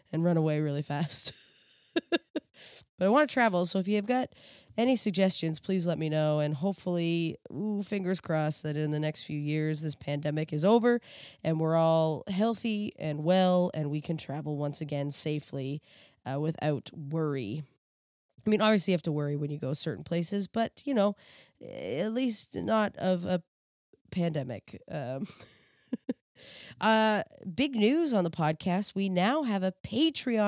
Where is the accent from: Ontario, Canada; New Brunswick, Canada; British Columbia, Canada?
New Brunswick, Canada; now in Toronto, Canada; I'm from the East Coast, so when we look out, we see the ocean